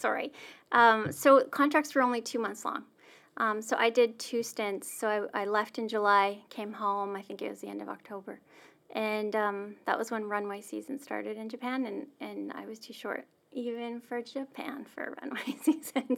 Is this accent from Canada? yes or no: yes; Melfort, Saskatchewan, Canada; I grew up in a small town in Saskatchewan, Melfort, Saskatchewan